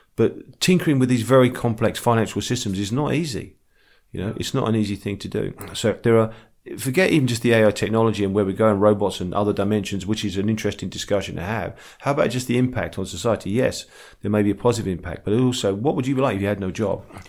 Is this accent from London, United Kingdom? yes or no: yes; London, United Kingdom; I'm from the East End, so we call women girls